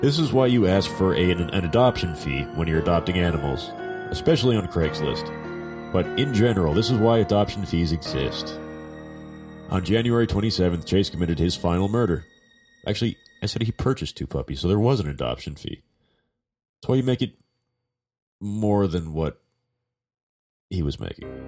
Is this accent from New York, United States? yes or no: no; Southern California, United States; I'm from the South.